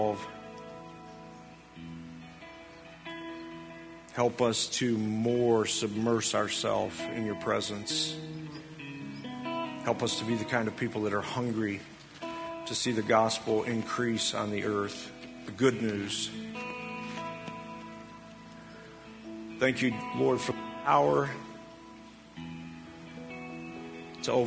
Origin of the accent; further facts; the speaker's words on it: United States; us as American Christians